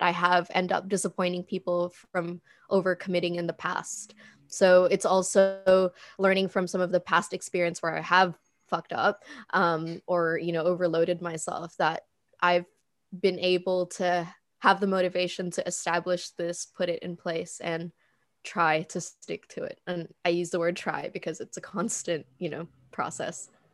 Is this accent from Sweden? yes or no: no; Indonesia; moved away; also born or lived in Philippines; I moved back to Indonesia from the Philippines. It's pretty corny, but I did the whole, like, eat, pray, love thing in my own country.